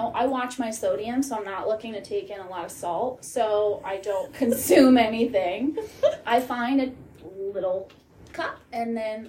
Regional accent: East Coast, United States; moved away; also born or lived in Florida; I grew up on the East Coast. I, you know, a New York sports fan

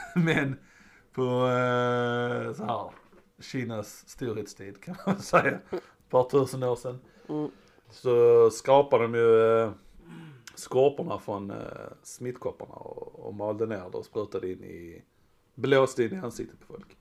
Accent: Sweden; jag är en svensk med

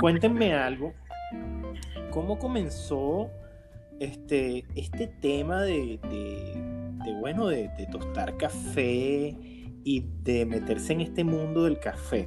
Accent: Venezuela; moved away as an adult; now in United States; yo tengo apenas cuatro años aquí en, los Estados Unidos y estaba tan cerca como venezolano.

